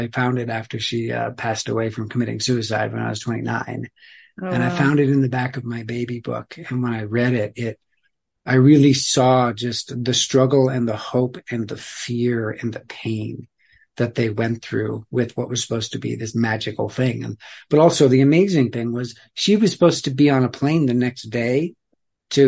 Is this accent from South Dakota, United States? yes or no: yes; Black Hills of South Dakota, United States; we grew up in the Black Hills of South Dakota